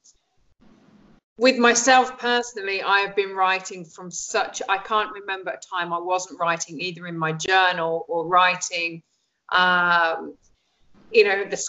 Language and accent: English; Lincolnshire, East Midlands, United Kingdom; also born or lived in Egypt; I grew up in England, in Lincolnshire